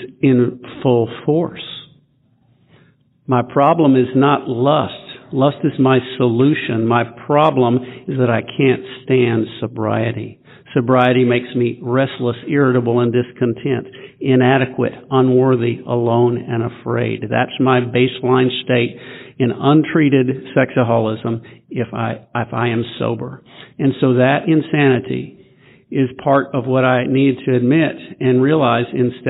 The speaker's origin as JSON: {"language": "English", "town": "Memphis", "region": "Tennessee", "country": "United States", "also_born_or_lived": "Nashville, Tennessee", "said": "I'm a sexaholic. I'm from Memphis, Tennessee. Got sober in Nashville, Tennessee, until moving back to Memphis about 10 years ago"}